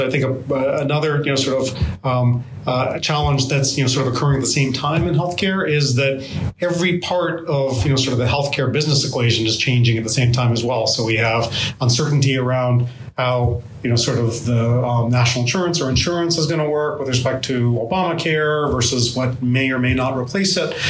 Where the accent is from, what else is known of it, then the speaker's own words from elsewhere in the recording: Lowell, Massachusetts, United States; also born or lived in Boston; I grew up in Lowell, outside of Lowell